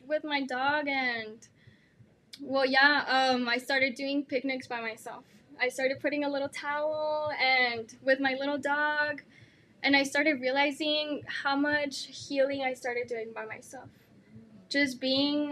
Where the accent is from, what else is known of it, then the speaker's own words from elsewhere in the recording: El Paso, Texas, United States; I'm from El Paso